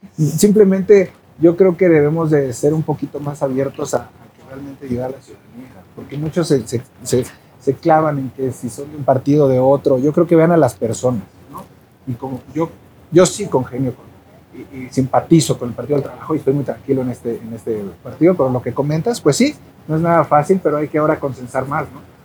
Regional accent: Cuernavaca, Morelos, Mexico; soy de Cuernavaca

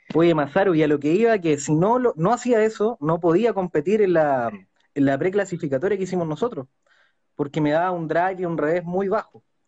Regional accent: Chile; also born or lived in Concepción; soy de Chile y vivo en Concepción.

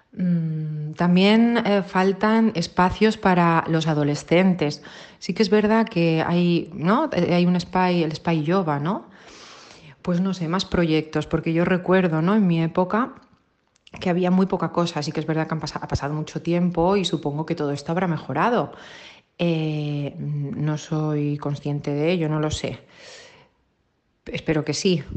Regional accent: Sant Antoni de Portmany, Balearic Islands, Spain; moved away as an adult; now in Sant Cugat del Vallès, Spain; mis primeros 18 años los he pasado en Ibiza, en San Antonio

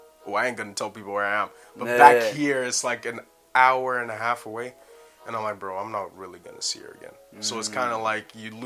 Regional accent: Canada; accent: Canadian; But I didn't go to Brixton, man. Forget that. With my Canadian accent, I'll get stabbed up, bro.

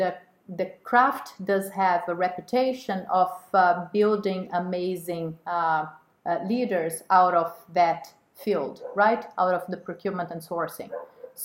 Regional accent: Rio de Janeiro, Brazil; moved away as an adult; also born or lived in Sweden / Switzerland / Netherlands; I was born and raised in Rio, and I had a very stable childhood. First time I went abroad was when I was 15 years old

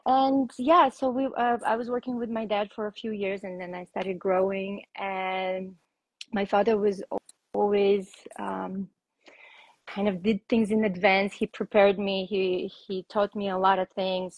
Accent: Russia; I was born in Russia, and um, that's where I started training for rhythmic gymnastics

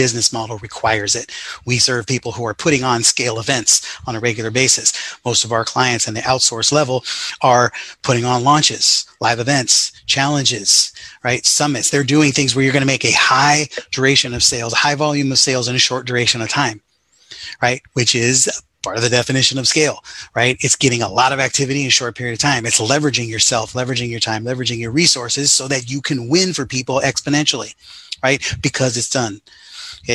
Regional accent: Sacramento, California, United States; growing up in the Sacramento area

